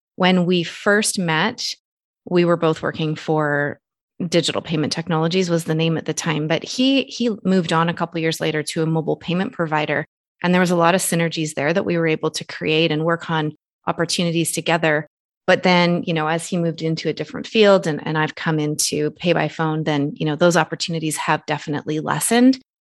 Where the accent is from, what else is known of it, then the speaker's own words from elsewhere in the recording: Canada; I'm Canadian citizen